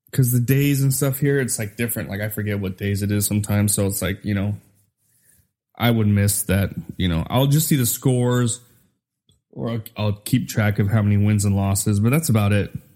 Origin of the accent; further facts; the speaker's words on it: Utah, United States; also born or lived in Minnesota; I was born in Minnesota. I grew up in Utah